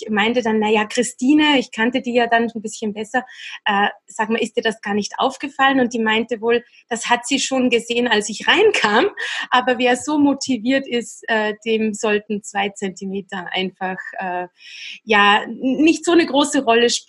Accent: Austria; Es gab Kollegen, die gingen auf Saison, ne? Wintersaison bei uns in Österreich oder in der Schweiz natürlich sehr beliebt.

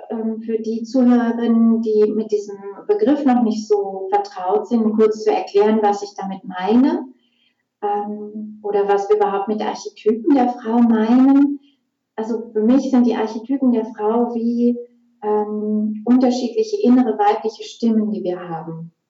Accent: Essen, North Rhine-Westphalia, Germany; now in Munich, Germany; Ich ähm, bin gebürtig aus Essen, ähm, 43 Jahre alt, lebe aber jetzt schon seit fast ähm, 20 Jahren im Raum München zusammen mit meinem Lebenspartner.

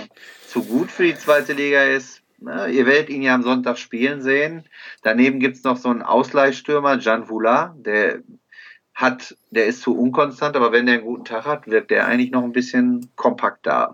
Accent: Bochum, North Rhine-Westphalia, Germany; ich komme aus Bochum

